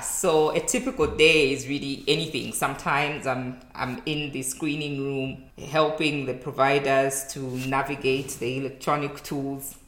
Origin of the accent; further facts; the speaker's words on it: Zambia; moved away as an adult; now in Rwanda; I'm from Zambia and currently working in Rwanda